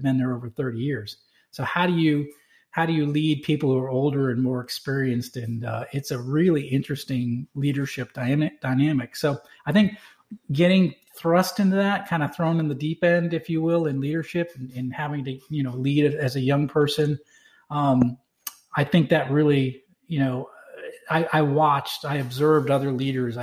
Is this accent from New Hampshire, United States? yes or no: yes; Manchester, New Hampshire, United States; I grew up in Manchester, New Hampshire. So I'm a New England guy.